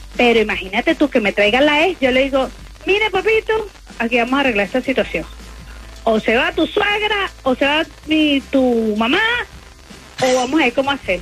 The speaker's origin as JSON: {"language": "Spanish", "country": "Nicaragua", "said": "Yo soy de Nicaragua también."}